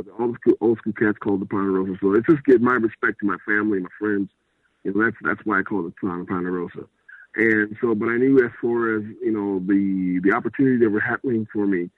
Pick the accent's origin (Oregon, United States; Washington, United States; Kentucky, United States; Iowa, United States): Iowa, United States; I'm from Iowa, and we all about the pork in Iowa